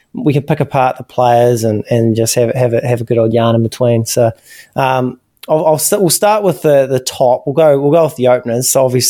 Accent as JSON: {"language": "English", "country": "New Zealand"}